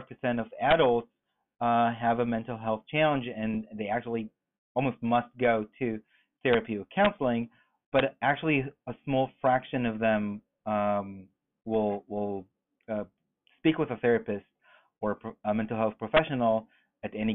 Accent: Israel; moved away as an adult; Born and raised in Israel, moved here almost 10 years ago with my third company

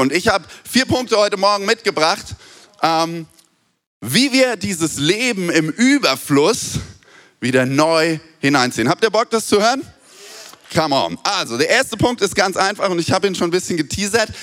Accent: Germany; wir sind Deutsche

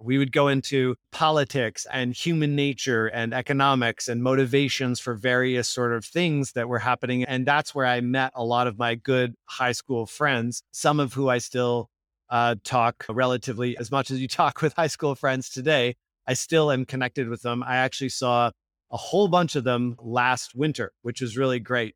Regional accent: Victoria, British Columbia, Canada; I grew up in Victoria, B C. It's a small It's the capital of British Columbia

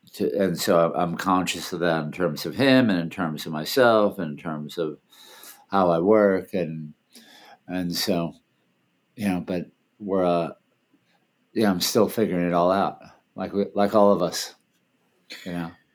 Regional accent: Washington, District of Columbia, United States; moved away; also born or lived in Thailand; I grew up in D.C.

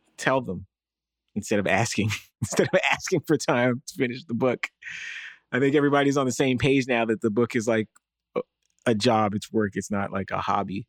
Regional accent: Toronto, Ontario, Canada; also born or lived in United States; we were black and American in Canada

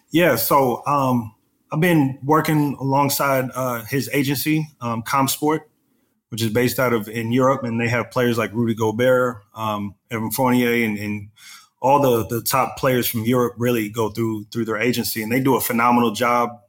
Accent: Texas, United States; I'm from Texas

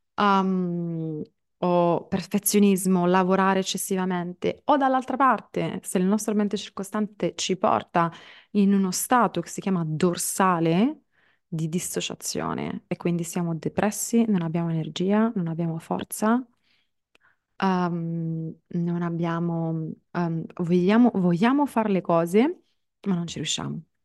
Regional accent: Palermo, Sicily, Italy; moved away; mi piazzo a Palermo, in Sicilia, che è la mia città d'origine

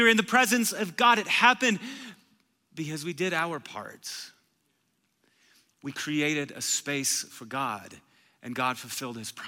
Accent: Marshfield, Wisconsin, United States; I'm from Marshfield, Wisconsin. It's a little town of 18,000 people. So like the wildest thing that you could do in Marshfield was stay at Perkins until 2 a.m

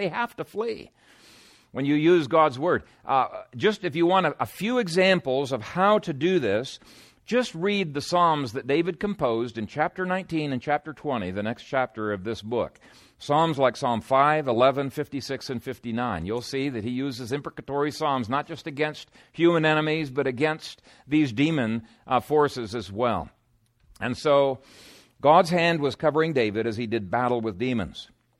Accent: Ethiopia; When I was a teenager growing up in Ethiopia, I had a spear and I regularly practiced with my spear.

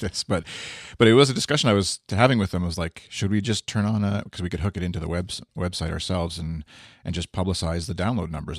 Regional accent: Canada; one Canadian here

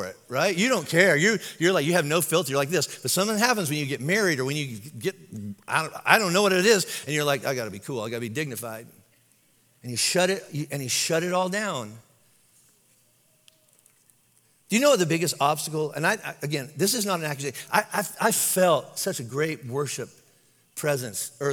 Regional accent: Kentucky, United States; I'm from Kentucky

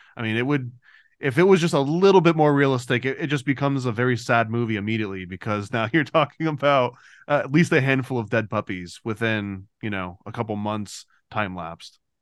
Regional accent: United States; as an American

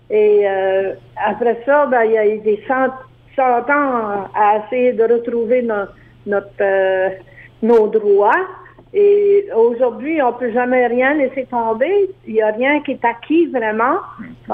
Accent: Acadian Peninsula, New Brunswick, Canada; Les Acadiens sont encore ciblés parce qu'à chaque année, il y a tout le temps des, euh, des orangistes qu'on appelle chez nous au

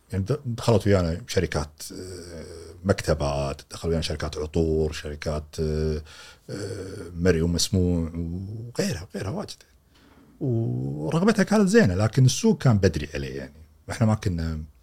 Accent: Kuwait; عندنا في الكويت

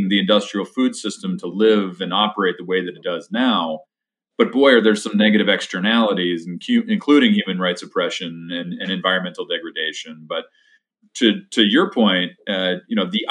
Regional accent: Poughkeepsie, New York, United States; where I grew up in Dutchess County, specifically outside of Poughkeepsie

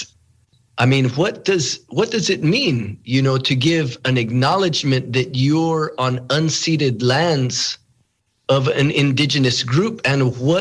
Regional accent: United States; also born or lived in Santa Clara Pueblo, New Mexico / Shungopavi, Arizona; I'm from the Hopi village of Sungopavi, the Tewa village of Kapo'owinke, a.k.a. Santa Clara Pueblo.

